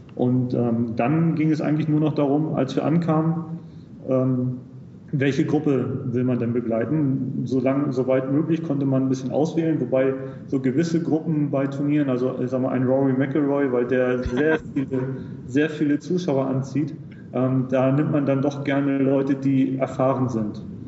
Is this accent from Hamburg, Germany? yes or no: yes; Hamburg, Germany; moved away as an adult; now in United Arab Emirates; ich komme aus, ursprünglich aus Hamburg